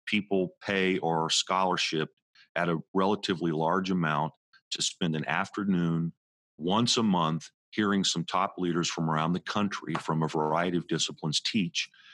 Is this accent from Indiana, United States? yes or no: yes; Indianapolis, Indiana, United States; now in West Orange, United States; I was just a teenager and kid growing up in Indianapolis, Indiana